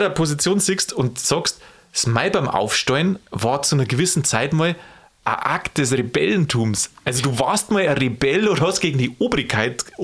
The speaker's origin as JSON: {"language": "German", "region": "Bavaria", "country": "Germany", "said": "In Berlin zünden sie Stodo, bei uns in Bayern"}